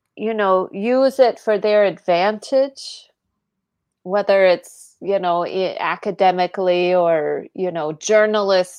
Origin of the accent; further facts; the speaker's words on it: United States; as an American